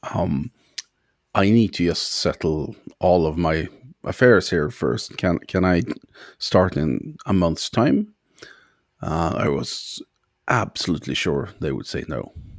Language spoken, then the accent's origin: English; Sweden; now in Ireland; I'm from Sweden originally, but, uh, I live in Ireland